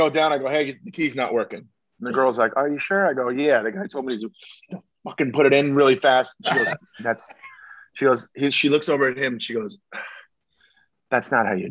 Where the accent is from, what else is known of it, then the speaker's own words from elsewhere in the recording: Long Beach, California, United States; moved away; The original Yard House was in my hometown. The very first Yard House is in Long Beach, California